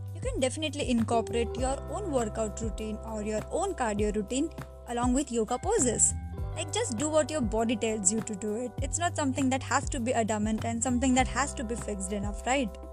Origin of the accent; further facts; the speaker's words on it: India; I'm from India